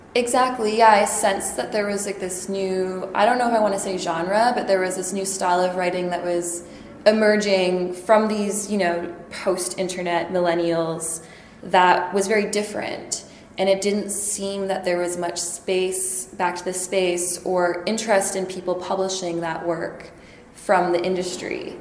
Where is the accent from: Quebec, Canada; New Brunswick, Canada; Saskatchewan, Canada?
Saskatchewan, Canada; Saskatoon; moved away as an adult; now in Montreal, Canada; I was born in Saskatoon, land of the living skies